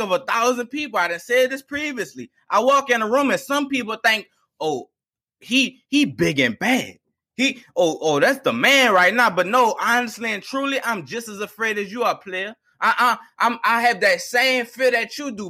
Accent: East Bank, Plaquemines Parish, Louisiana, United States; I'm from the East Baker Plaquemines Parish

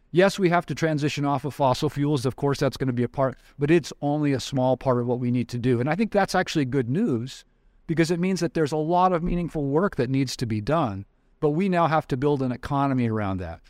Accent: Wyoming, United States; I grew up in Wyoming.

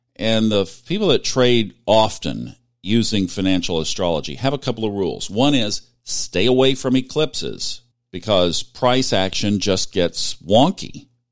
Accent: Tulsa, Oklahoma, United States; it's my hometown

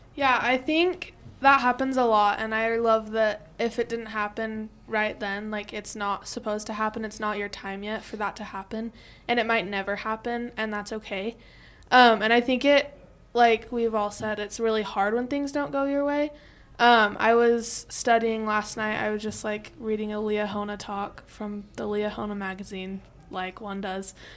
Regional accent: Harriman, Utah, United States; I'm from Harriman, Utah

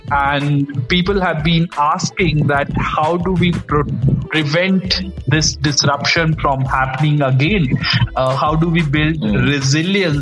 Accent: India; moved away; also born or lived in Africa; So I'm I'm from India, but uh, very fortunate to be here and working here in Africa

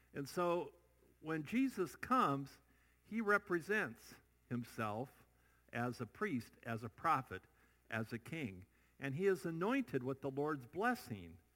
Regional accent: Iowa, United States; moved away; I still go back to my home state, Iowa

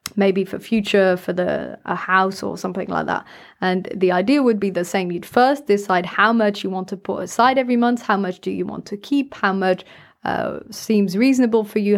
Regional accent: France; I grew up in France

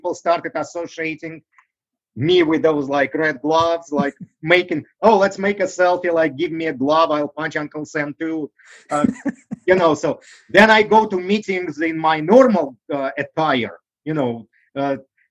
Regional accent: Russia; English is a second language; moved away as an adult; now in United States; I grew up in Russia.

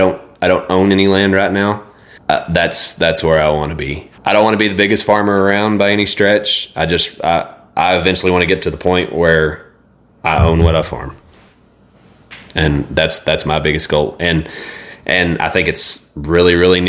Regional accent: Idalou, Texas, United States; I grew up in Idaloo, so everything's flat there

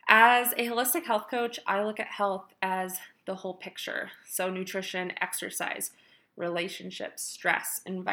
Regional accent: Montana, United States; moved away as an adult; now in Colorado, United States; I'm originally from Montana. I moved to Colorado 3 years ago for sunshine, mountains, and of course to follow my passion for health and fitness.

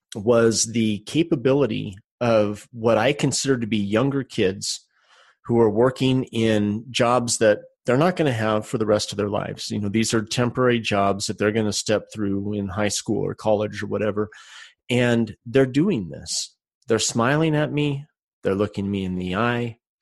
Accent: Salt Lake City, Utah, United States; I'm from Salt Lake City, Utah

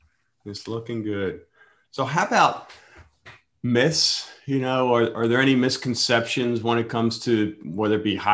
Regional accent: Pennsylvania, United States; moved away; You can tell I'm from Pennsylvania, right?

